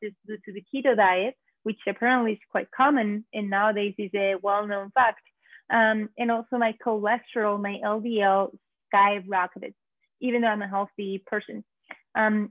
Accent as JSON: {"language": "English", "country": "Spain", "moved": "as an adult", "lives_now": "New York, United States", "said": "I'm originally from Spain."}